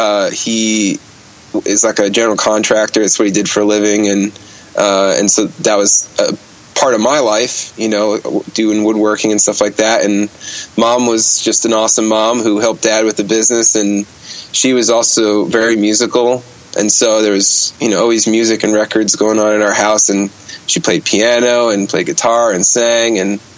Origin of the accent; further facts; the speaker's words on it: Bergenfield, New Jersey, United States; moved away as an adult; also born or lived in Ohio; I was born and raised in New Jersey